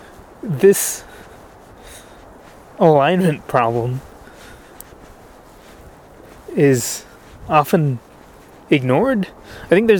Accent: United States; as an American

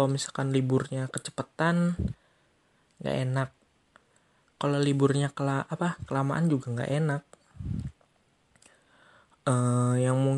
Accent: Bekasi, West Java, Indonesia; gua orang Bekasi

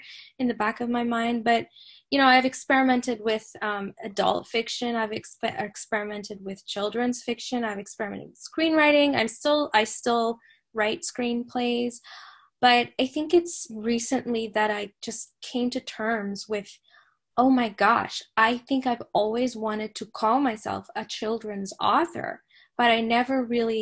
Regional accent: Saudi Arabia; I grew up in Saudi Arabia, but I grew up reading English classics

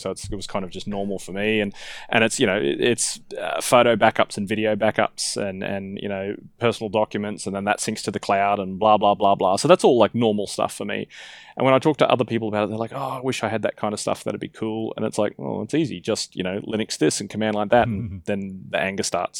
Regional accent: Australia; as an Australian, I get told I speak quickly

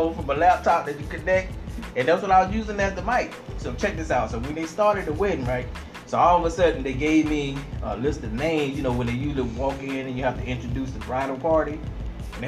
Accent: Georgia, United States; I'm from Georgia, so you might hear a little accent

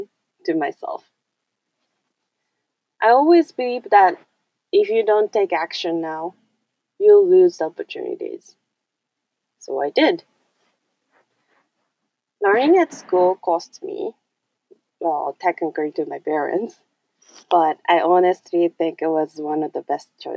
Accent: Kyoto, Japan; English is a second language; moved away as an adult; now in Canada; my hometown, Kyoto, Japan

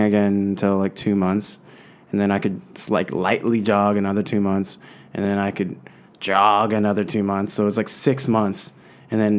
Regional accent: San Marino, California, United States; I grew up in San Marino, Pasadena area in L.A.

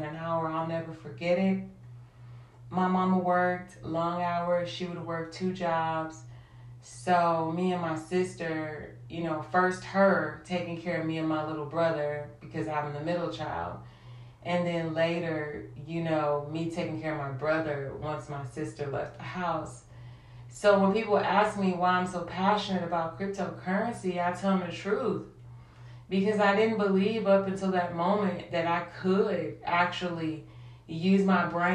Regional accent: St. Louis, Missouri, United States; I grew up in St. Louis, South St. Louis.

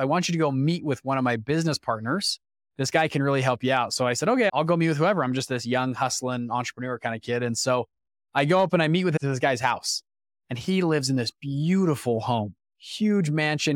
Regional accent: Salt Lake City, Utah, United States; I'm from Utah, of all places, Salt Lake City, Utah.

